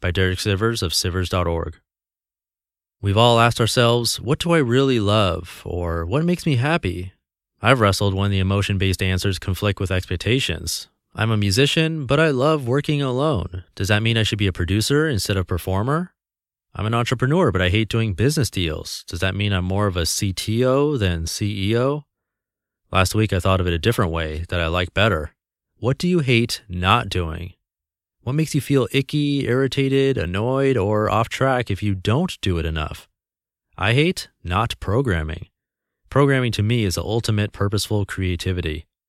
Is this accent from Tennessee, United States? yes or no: no; California, United States; I was born in California and grew up with what I felt was a normal upbringing with normal values.